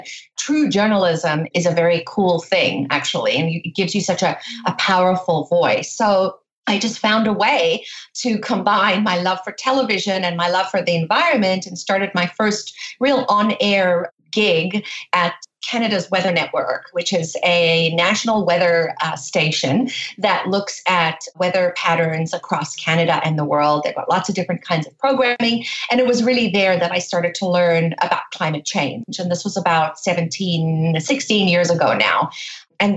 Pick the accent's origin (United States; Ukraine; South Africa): South Africa; I grew up in South Africa